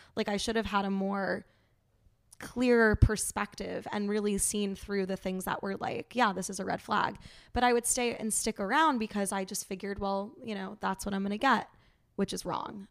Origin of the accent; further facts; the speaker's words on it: New York City, New York, United States; also born or lived in Saint Louis; I am from New York City. I grew up there